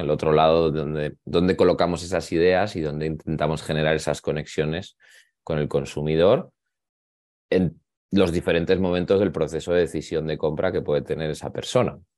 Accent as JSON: {"language": "Spanish", "town": "Zaragoza", "region": "Aragon", "country": "Spain", "moved": "yes", "lives_now": "Madrid, Spain", "said": "yo soy de Zaragoza, y, pero ahora resido en Madrid"}